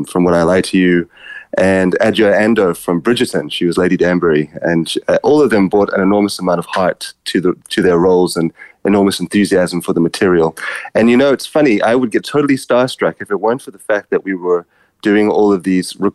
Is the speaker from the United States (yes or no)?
no; South Africa; growing up in South Africa, I'm from a mixed race family myself